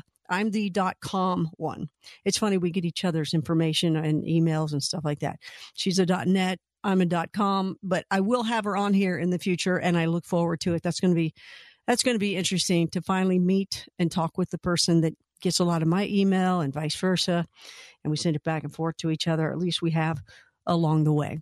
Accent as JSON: {"language": "English", "region": "Kentucky", "country": "United States", "tie": "born or raised there", "also_born_or_lived": "Florida", "moved": "as an adult", "said": "I grew up in Kentucky all my life"}